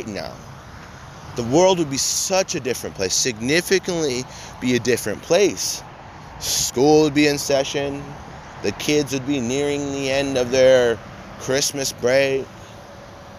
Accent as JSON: {"language": "English", "country": "United States", "said": "as an American citizen"}